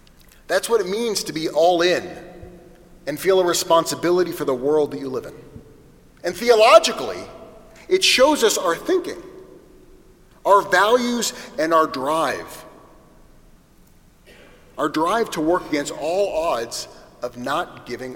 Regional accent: United States; our job as Jews to fully embrace being American

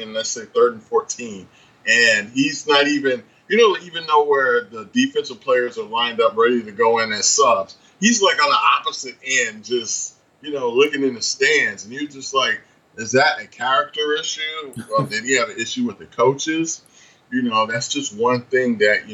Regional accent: Lithonia, Georgia, United States; I went to Lithonia High School

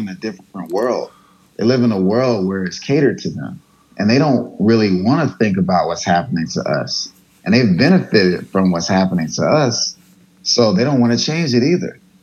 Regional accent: United States; I grew up in America

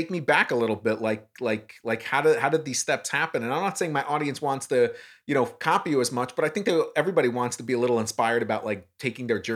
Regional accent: New York, United States; I'm a New Yorker

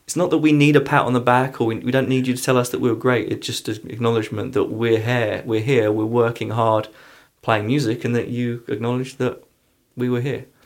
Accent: England, United Kingdom; also born or lived in London; now in Pittsburgh, United States; I'm coming from England

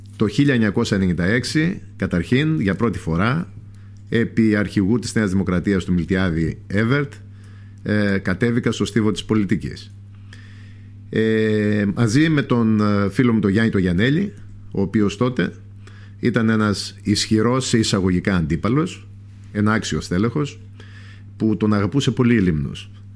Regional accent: Lesbos, North Aegean, Greece; από μικρός, δεν έφυγα ποτέ από τον τόπο μου.

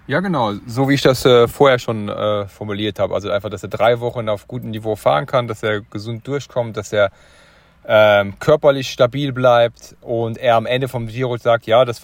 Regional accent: eastern Germany, Germany; ich komme aus dem Osten, ich kenne

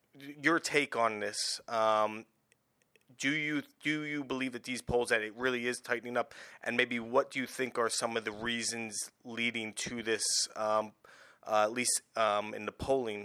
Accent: United States; As an American

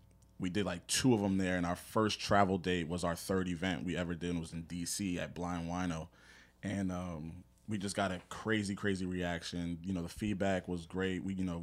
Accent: South Brunswick, New Jersey, United States; graduated from Howard University, born and raised in Central New Jersey, South Brunswick to be specific. I'm age 34, born September 3rd.

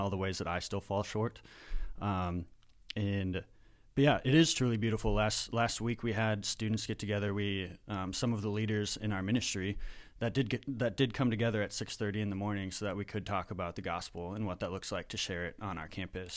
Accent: Minnesota, United States; also born or lived in Wisconsin; I'm from Minnesota

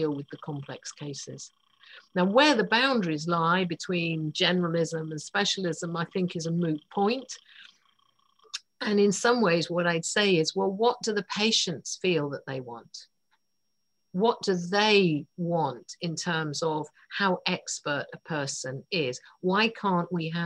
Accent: United Kingdom; I'm British.

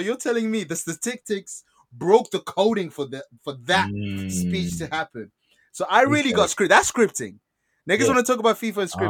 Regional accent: North East England, United Kingdom; Tyneside. I grew up on Tyneside.

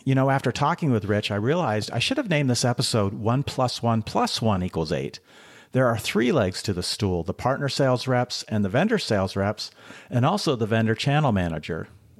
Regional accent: Seattle, Washington, United States; moved away as an adult; also born or lived in Colorado; I grew up in Seattle and grew up skiing there in the mountains around Seattle. But then I moved to Colorado to go to college

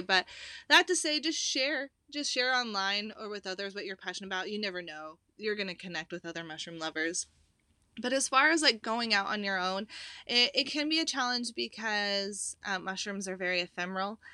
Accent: Pacific Northwest, United States; I grew up in the Pacific Northwest, hiking, hunting, backpacking

